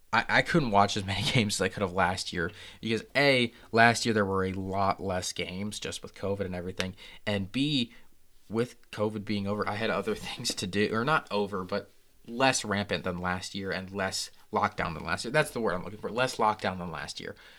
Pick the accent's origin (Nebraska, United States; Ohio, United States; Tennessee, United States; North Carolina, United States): Nebraska, United States; I'm from Nebraska